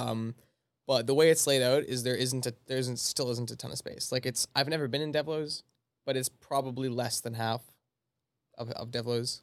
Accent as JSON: {"language": "English", "town": "Altona", "region": "Manitoba", "country": "Canada", "said": "I'm from Altona, Manitoba, so I go to the Rendezvous Gym in Altona"}